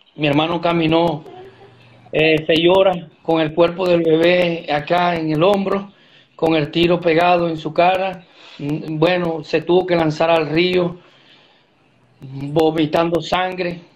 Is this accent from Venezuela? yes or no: yes; Venezuela; moved away as an adult; volver atrás a Venezuela no, no, no es la opción porque salimos de Venezuela